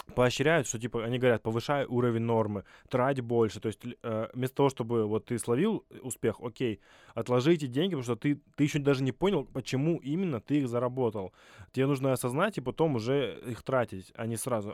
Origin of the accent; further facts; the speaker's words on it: Vladivostok, Primorsky Krai, Russia; Я вообще из Владивостока, и у нас там есть такая площадка Форпост